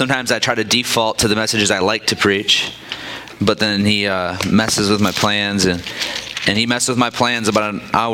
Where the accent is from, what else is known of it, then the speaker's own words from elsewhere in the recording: Michigan, United States; now in Kansas City, United States; I'm originally from Michigan